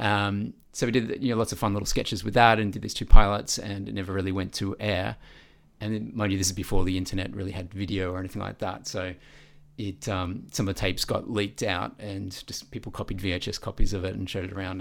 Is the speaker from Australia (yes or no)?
yes; Melbourne, Victoria, Australia; I grew up in Vermont South